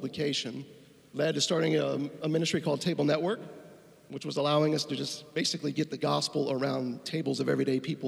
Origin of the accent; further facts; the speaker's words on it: Tampa, Florida, United States; moved away as an adult; also born or lived in Asheville, North Carolina / Chicago; I'm originally from Tampa